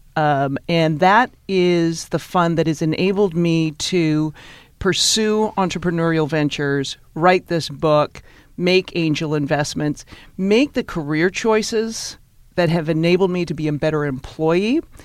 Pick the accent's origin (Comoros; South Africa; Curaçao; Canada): Canada; Victoria, British Columbia; moved away as an adult; now in New York, United States; I grew up in Victoria, British Columbia